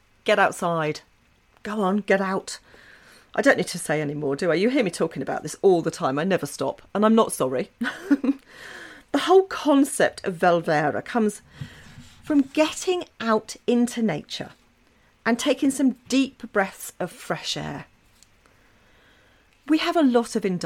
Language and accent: English; England, United Kingdom; moved away as an adult; now in Norway; when I lived in England, because I'm English